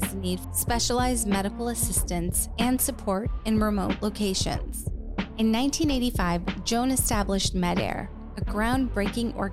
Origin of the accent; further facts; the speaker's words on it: Richmond, California, United States; I grew up in California, in Richmond.